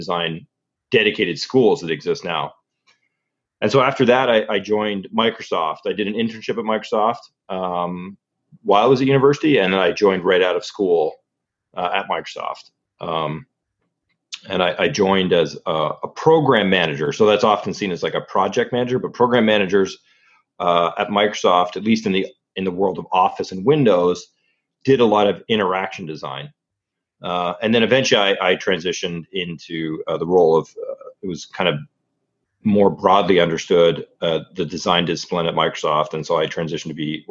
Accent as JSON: {"language": "English", "region": "Ontario", "country": "Canada", "tie": "born or raised there", "said": "So originally I'm from Canada. Grew up in Ontario, which is a province in Canada."}